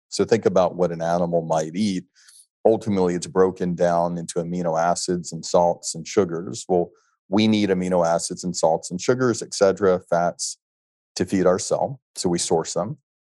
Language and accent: English; Alabama, United States; moved away; growing up in Alabama